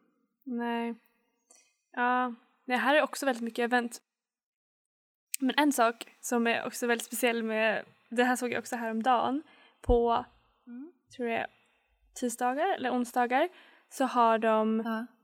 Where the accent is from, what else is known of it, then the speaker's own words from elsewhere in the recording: Sweden; moved away as an adult; now in Canada; jag är från Sverige